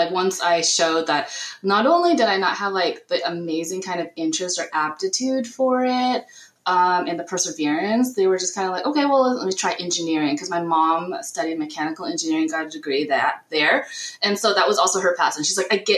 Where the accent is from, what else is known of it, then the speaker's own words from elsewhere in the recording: United States; I'm Vietnamese American